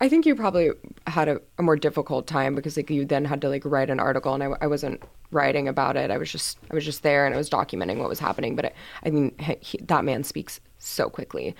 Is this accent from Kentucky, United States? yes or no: no; Houston, Texas, United States; moved away as an adult; now in Boston, United States; I'm from Houston, Texas